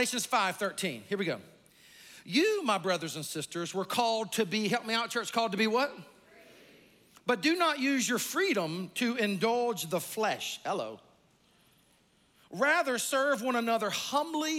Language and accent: English; South Carolina, United States; I grew up in South Carolina